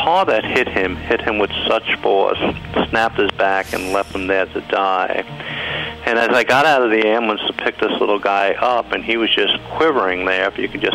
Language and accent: English; Kentucky, United States; moved away as an adult; also born or lived in New York